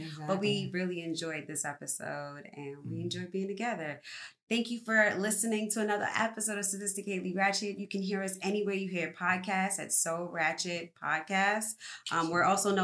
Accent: New York City, New York, United States; I'm from the Bronx

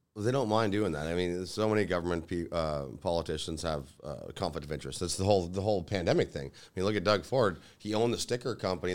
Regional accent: Lincoln, Ontario, Canada; I grew up in Lincoln, you know, a hometown

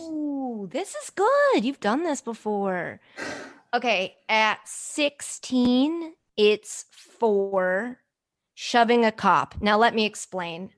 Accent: United States; also born or lived in Sydney, Australia; I'm American

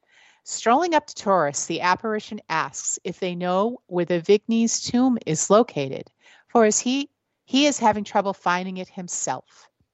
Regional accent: New England, United States; I'm from New England.

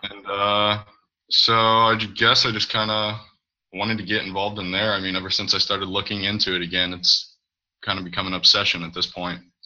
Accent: St. Louis, Missouri, United States; I'm from Missouri, St. Louis area.

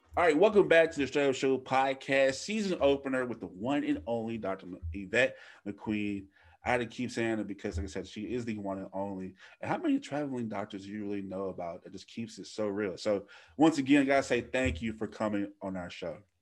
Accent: Louisiana, United States; moved away; I live three, three hours away from my hometown

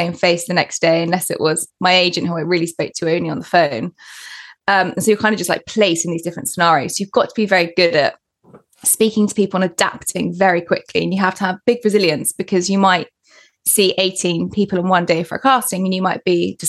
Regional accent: Portsmouth, South East England, United Kingdom; moved away as an adult; also born or lived in London / Paris / New York; Moved to London. I was from Portsmouth.

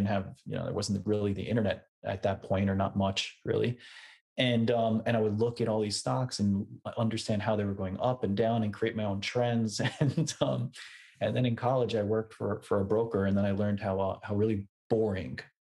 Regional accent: Westchester, New York, United States; also born or lived in Brooklyn, New York; originally, I grew up in Westchester, which is about an hour north of New York City

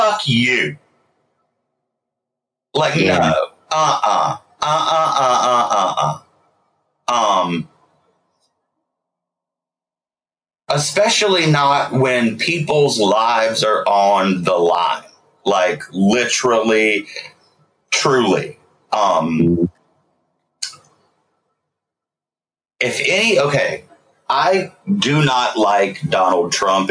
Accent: South Carolina, United States; as a gay person growing up in the South

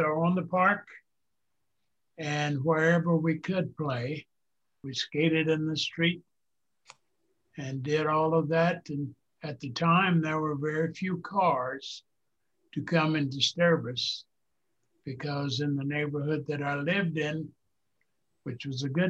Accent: St. Louis, Missouri, United States; also born or lived in Little Rock, Arkansas; I was born in Little Rock, but I came to St. Louis when I was about a year old.

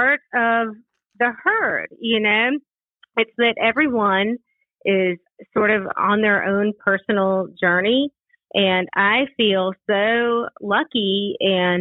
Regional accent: Augusta, Georgia, United States; moved away as an adult; also born or lived in Western North Carolina; now in Asheville, United States; When I was about 5 or so, my folk moved down to Augusta, Georgia

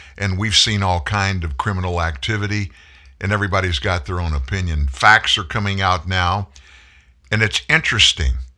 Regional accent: the South, United States; I grew up in the South. I'm from the South

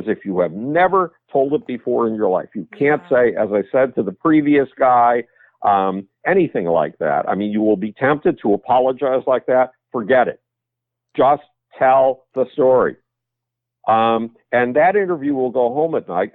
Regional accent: Buffalo, New York, United States; moved away; my hometown, Buffalo, New York

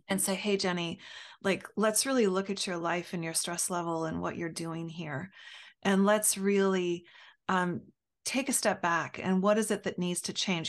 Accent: United States; as an American

